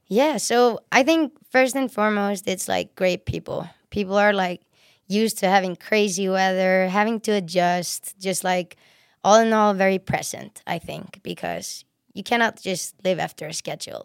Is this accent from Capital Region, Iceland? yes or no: yes; Reykjavik, Capital Region, Iceland; moved away; also born or lived in Sweden; I'm from Reykjavik, which is the, which is the city, and it's in south